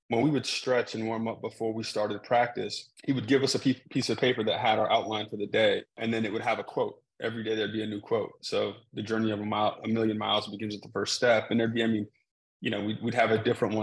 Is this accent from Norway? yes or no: no; Salt Lake City, Utah, United States; moved away; I went to school about 5 hours from where I grew up in Salt Lake City, Utah.